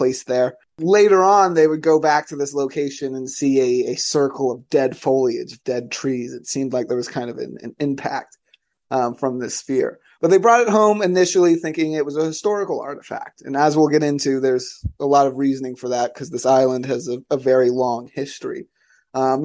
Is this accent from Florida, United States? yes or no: yes; Florida, United States; my home state of Florida